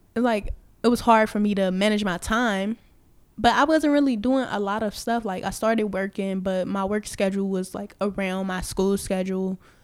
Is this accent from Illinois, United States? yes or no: yes; Chicago, Illinois, United States; I'm from Chicago